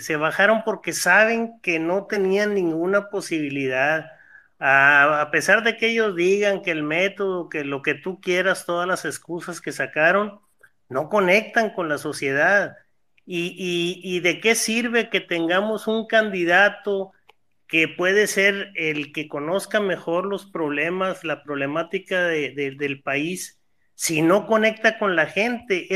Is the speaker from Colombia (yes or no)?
no; Mexico; todos como ciudadanos mexicanos